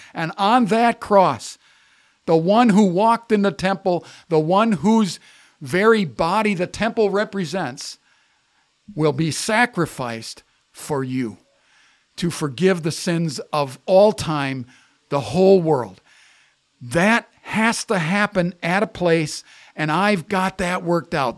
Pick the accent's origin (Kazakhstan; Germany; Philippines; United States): United States; I grew up in America